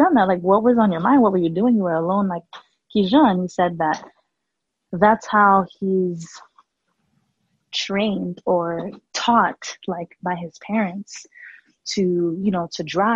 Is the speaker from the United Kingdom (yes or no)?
no; Haiti; also born or lived in New York; So when I moved to Haiti at 5, I was born in New York and then we moved down there